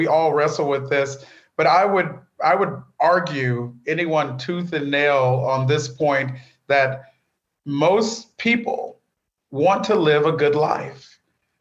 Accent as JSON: {"language": "English", "town": "Bakersfield", "region": "California", "country": "United States", "tie": "born or raised there", "said": "the faith community I grew up in Bakersfield, California"}